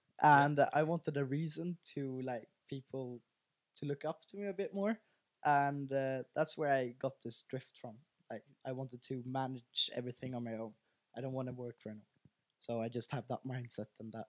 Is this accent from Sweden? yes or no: yes; Sweden; Yeah, I'm from here. I'm from Sweden.